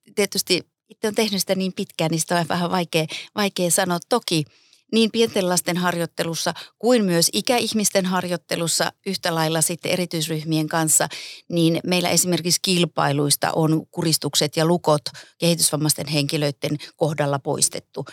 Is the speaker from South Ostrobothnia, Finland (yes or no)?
no; Pieksämäki, South Savo, Finland; moved away as an adult; also born or lived in Kuopio / Jyväskylä; Mä oon aloittanut judon 76 Pieksämäeltä, siis keskeltä Suomea